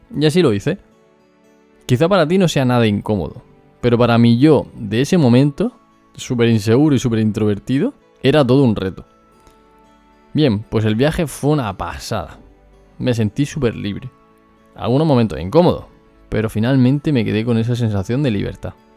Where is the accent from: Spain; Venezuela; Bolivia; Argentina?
Spain; Murcia, Region of Murcia; accent: Murcian; soy de Murcia. Como seguramente no habrás podido comprobar, es mi acento.